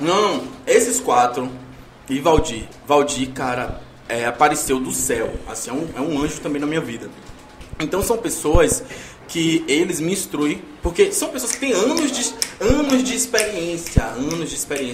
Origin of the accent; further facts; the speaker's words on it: Northeast Brazil, Brazil; also born or lived in Salvador, Bahia; eu sou nordestino.